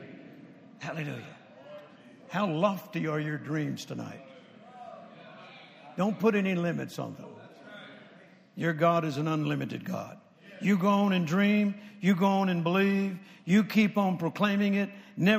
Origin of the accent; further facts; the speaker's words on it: the South, United States; I grew up in the South.